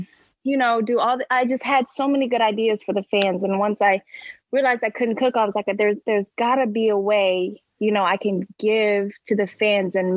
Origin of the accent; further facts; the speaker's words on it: Oklahoma, United States; also born or lived in Detroit; now in Philadelphia, United States; I'm from Oklahoma, so my family is all for the Cowboys